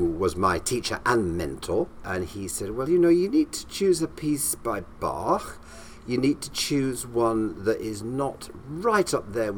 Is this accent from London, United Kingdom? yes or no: no; Morley, Yorkshire and the Humber, United Kingdom; accent: up north; moved away; also born or lived in Ely; I was born and bred in Morley, which is just outside Leeds.